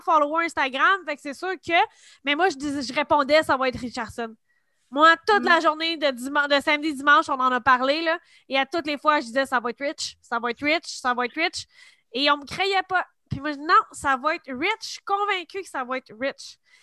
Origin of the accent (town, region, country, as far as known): Quebec, Canada